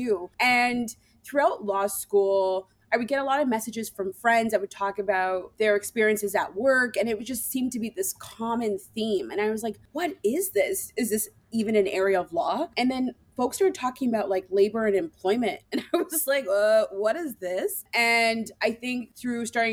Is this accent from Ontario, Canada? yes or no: yes; Toronto, Ontario, Canada; moved away as an adult; also born or lived in Ottawa, Canada; I am from Toronto, so it was a move actually to come to Ottawa